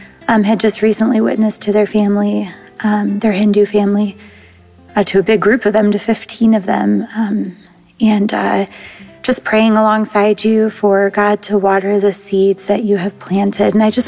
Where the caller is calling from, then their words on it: Ohio, United States; I'm calling from Ohio.